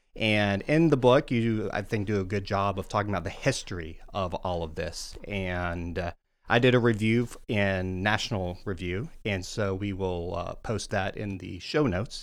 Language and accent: English; Deep South, United States; as someone from the Deep South